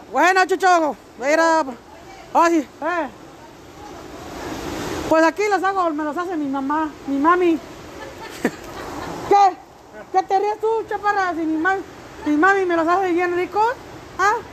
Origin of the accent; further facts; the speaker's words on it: Querétaro, Mexico; Sí, no, mi corazón es 100% queretano. Como mi paisa, somos querétaros preciosos. Nosotros somos una tierra donde se hicieron pura preciosura